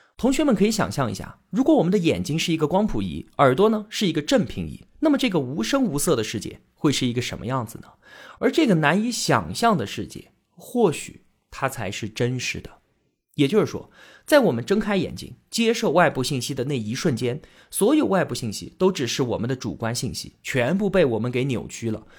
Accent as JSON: {"language": "Chinese", "country": "China", "said": "我们中国人"}